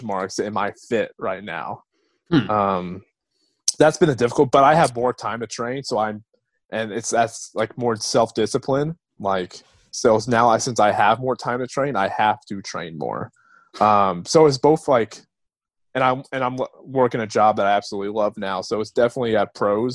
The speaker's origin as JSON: {"language": "English", "region": "Southern Illinois", "country": "United States", "tie": "born or raised there", "moved": "as an adult", "lives_now": "Nashville, United States", "said": "I was born and raised in Southern Illinois my whole life, 40 years, and then moved about 2.5 hours south to Nashville"}